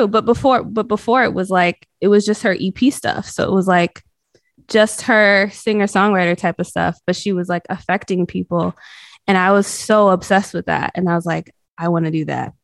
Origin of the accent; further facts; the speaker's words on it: North Carolina, United States; also born or lived in Boston, Massachusetts; I was pretty much raised in the South